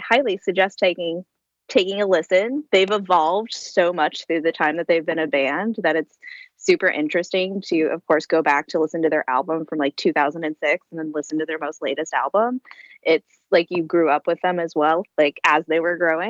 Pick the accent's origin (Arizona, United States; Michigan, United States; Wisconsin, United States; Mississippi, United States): Michigan, United States; Flint; I would go and see … at the Flint Local, which is where I'm from. I'm from Flint, Michigan.